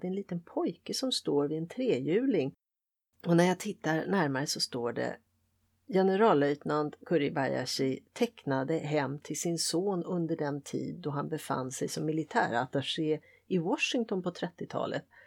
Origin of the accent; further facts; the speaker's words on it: Sweden; jag är vare sig det ena eller det andra, jag är svensk